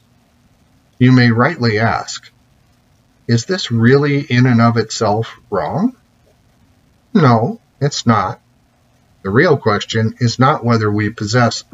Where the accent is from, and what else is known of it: United States